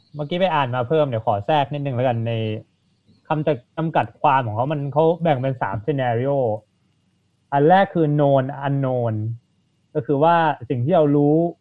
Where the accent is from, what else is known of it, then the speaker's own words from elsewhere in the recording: Thailand; ก็เชื้อชาติอินเดียครับ แต่เกิดที่เมืองไทย